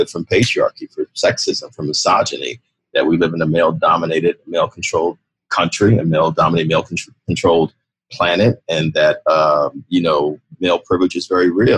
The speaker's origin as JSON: {"language": "English", "town": "New York City", "region": "New York", "country": "United States", "said": "You know this, David, as a New Yorker, that we are a diverse city."}